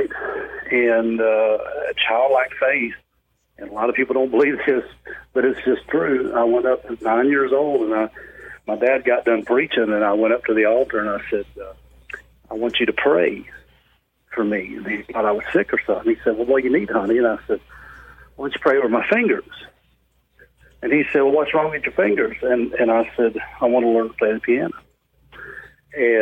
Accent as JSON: {"language": "English", "town": "Honaker", "region": "Virginia", "country": "United States", "tie": "born or raised there", "said": "I was born in Honaker, Virginia. It was down in the southwest part of the state of Virginia."}